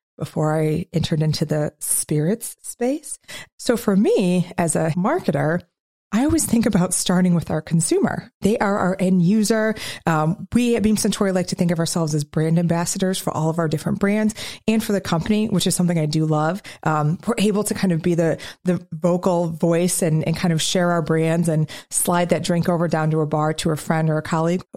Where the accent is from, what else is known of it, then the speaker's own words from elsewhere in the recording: Midwest, United States; as a Midwesterner